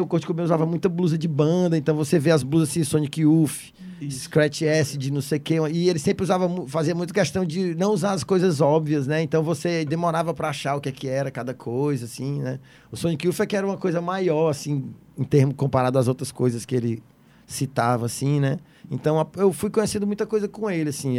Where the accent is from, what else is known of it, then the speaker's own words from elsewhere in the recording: Fortaleza, Ceará, Brazil; also born or lived in São Paulo; eu nasci em Messejana, morei em cidades funcionários, morei muito tempo em vários lugares da Messejana, fui para São Paulo, voltei para Fortaleza